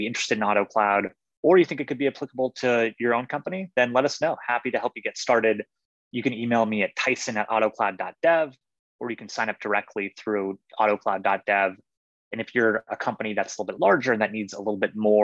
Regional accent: Johannesburg, Gauteng, South Africa; I'm from South Africa. I was born in Johannesburg, which is a pretty high city.

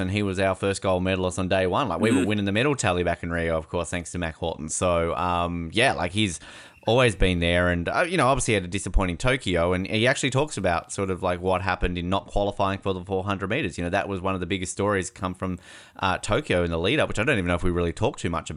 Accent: Australia; moved away as an adult; now in United States; I'm Australian

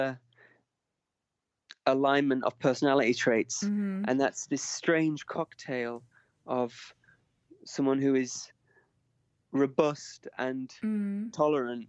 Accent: the north of England, United Kingdom; I'm Northern English

